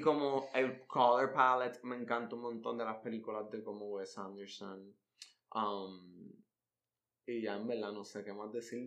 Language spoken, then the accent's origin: Spanish; Puerto Rico; yo soy el Almodóvar puertorriqueño